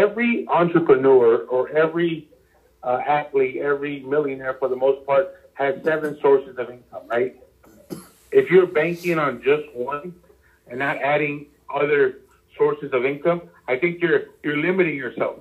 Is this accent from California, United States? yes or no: yes; Los Angeles, California, United States; I grew up in LA, Hollywood, like near Hollywood